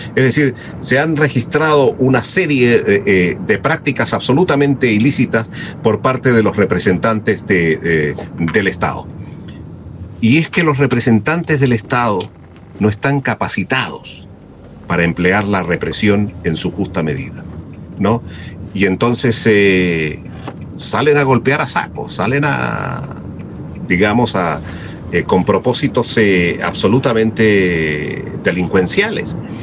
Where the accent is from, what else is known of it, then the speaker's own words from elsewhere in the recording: Chile; en mi país